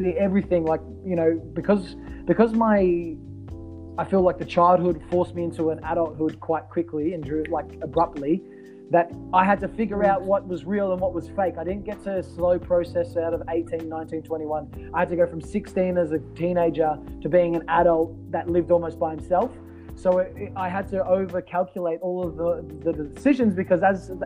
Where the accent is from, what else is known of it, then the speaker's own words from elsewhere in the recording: Australia; as an Australian